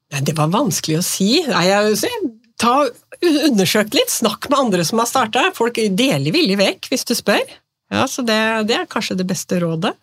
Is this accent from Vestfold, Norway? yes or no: yes; Nøtterøy, Vestfold, Norway; now in Tjøme, Norway; Jeg er født og oppvokst på Nøtterøy, men nå har jeg liksom bodd på Tjøme i 35 år.